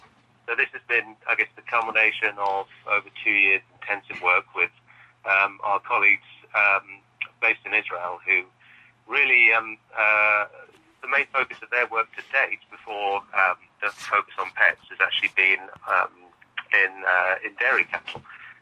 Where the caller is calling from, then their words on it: Cambridge, East of England, United Kingdom; also born or lived in Oxford; I'm calling you from Cambridge in the UK.